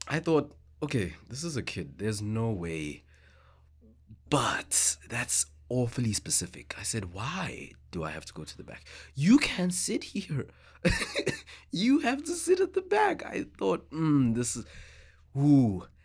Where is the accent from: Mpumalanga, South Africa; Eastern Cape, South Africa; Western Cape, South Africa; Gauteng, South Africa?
Gauteng, South Africa; Johannesburg; English is a second language; moved away as an adult; now in Victoria, Canada; growing up in South Africa like with that history we grew up having uncomfortable conversations.